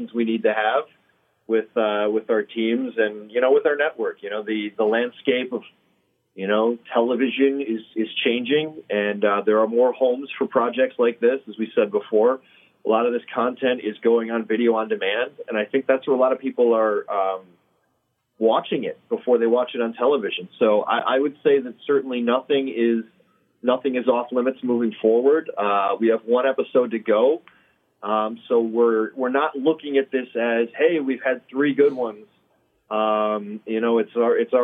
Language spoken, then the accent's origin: English; Milwaukee, Wisconsin, United States; I grew up in Milwaukee